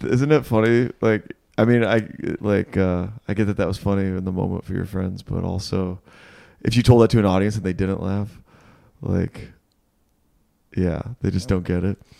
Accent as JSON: {"language": "English", "region": "Michigan", "country": "United States", "moved": "yes", "said": "I'm from Michigan"}